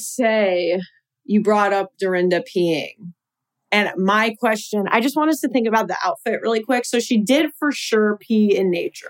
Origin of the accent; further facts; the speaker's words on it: Long Island, New York, United States; I'm Jewish from Long Island